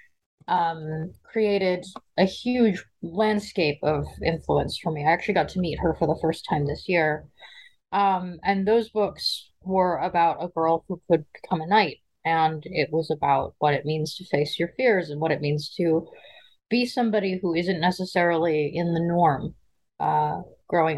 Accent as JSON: {"language": "English", "town": "Seattle", "region": "Washington", "country": "United States", "tie": "born or raised there", "also_born_or_lived": "Brooklyn, New York", "said": "I grew up in a combination of Seattle, Washington, and Brooklyn, New York. I was raised in the gay community of Seattle, primarily"}